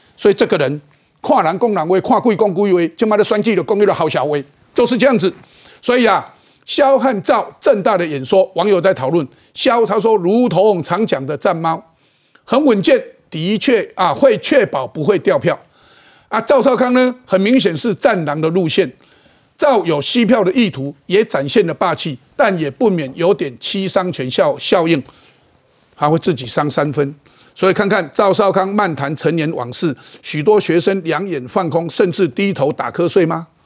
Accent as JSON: {"language": "Chinese", "country": "Taiwan", "said": "我们台湾人，中华民国台湾如何保持自己的信心，对自己台湾对这块土地的信心"}